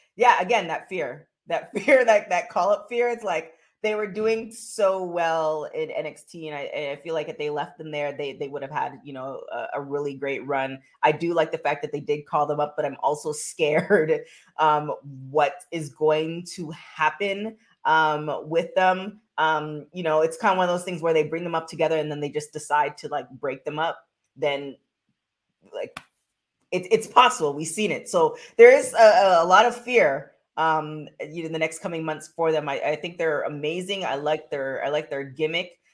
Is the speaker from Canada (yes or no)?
yes; Canada; I'm from Canada